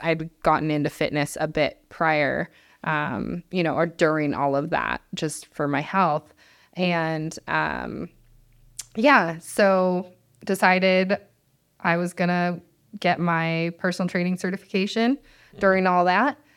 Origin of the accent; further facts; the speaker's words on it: Mammoth Lakes, California, United States; I grew up in Mammoth Lakes. I graduated from Mammoth High School